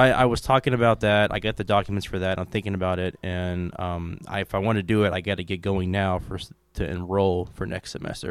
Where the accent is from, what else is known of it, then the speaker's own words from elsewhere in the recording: Kentucky, United States; I'm from Kentucky